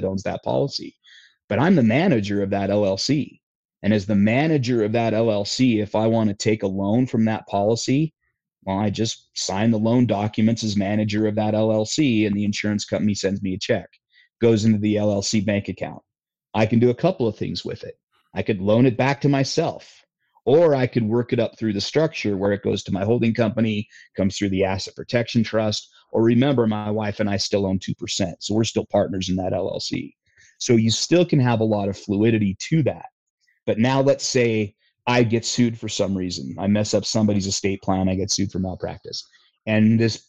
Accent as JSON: {"language": "English", "region": "Utah", "country": "United States", "tie": "born or raised there", "said": "My home state of Utah"}